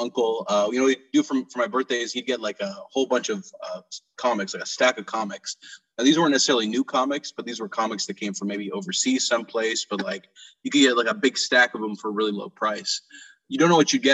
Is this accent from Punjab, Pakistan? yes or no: no; Karachi, Sindh, Pakistan; moved away; I grew up over in Karachi, Pakistan